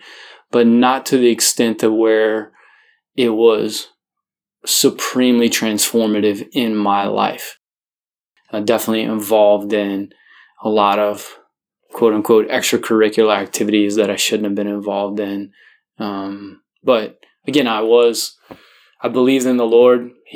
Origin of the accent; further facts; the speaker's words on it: New Roads, Louisiana, United States; So I am from New Rose, Louisiana.